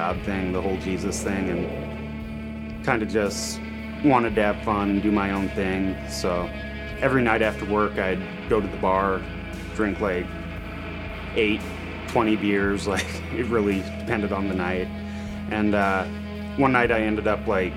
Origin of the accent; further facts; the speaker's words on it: Montana, United States; moved away as an adult; also born or lived in Portland; I grew up in Montana with a Christian family